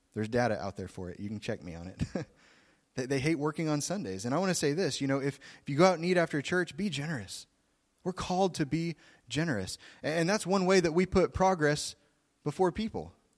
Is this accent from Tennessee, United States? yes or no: no; Oklahoma, United States; I'm from Oklahoma. I'm a Southern boy.